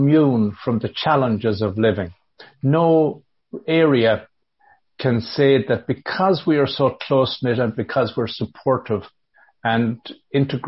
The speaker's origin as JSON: {"language": "English", "town": "Galway", "region": "Connacht", "country": "Ireland", "said": "Me being from Galway"}